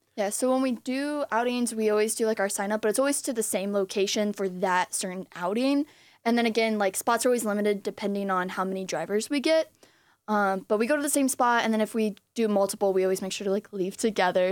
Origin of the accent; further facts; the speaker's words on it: Clinton Township, Michigan, United States; also born or lived in East Lansing, Michigan; I'm from Clinton Township